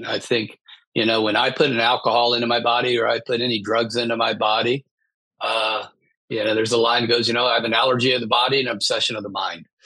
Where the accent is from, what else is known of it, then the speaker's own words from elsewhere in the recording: Midwest, United States; I grew up in the Midwest